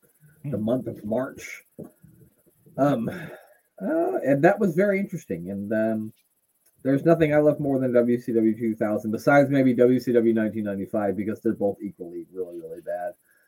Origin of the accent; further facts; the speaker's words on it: United States; I'm American